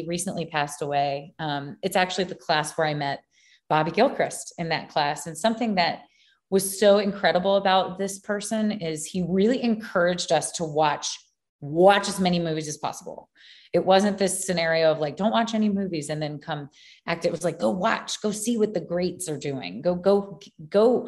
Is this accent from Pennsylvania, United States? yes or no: no; Baton Rouge, Louisiana, United States; also born or lived in New Orleans; I grew up in Baton Rouge, which is LSU